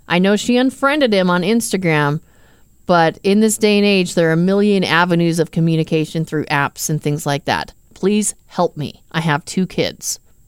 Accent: Arizona, United States; Okay, I've been going to Mexico pretty much my whole life. I grew up in Arizona, so.

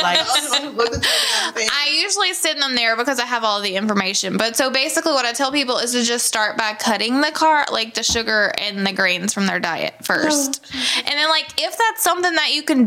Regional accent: Benton, Louisiana, United States; I'm from Bentonville.

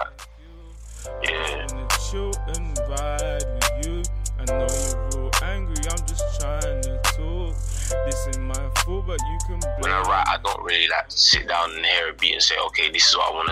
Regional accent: London, United Kingdom; I'm from the fifth. I grew up in the fifth.

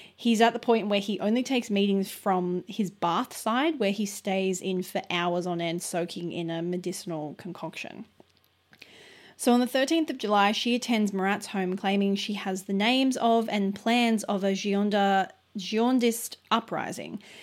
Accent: Australia; We're very Australian

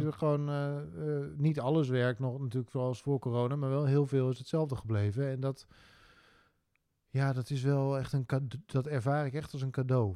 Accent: Drenthe, Netherlands; moved away; also born or lived in Hilversum; Ik ben Drents kampioen geweest

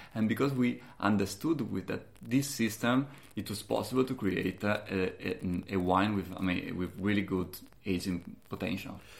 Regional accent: Valdobbiadene, Veneto, Italy; English is a second language; moved away as an adult; my hometown in the Prosecco region, which is just, you know, one hour north of, uh, of here

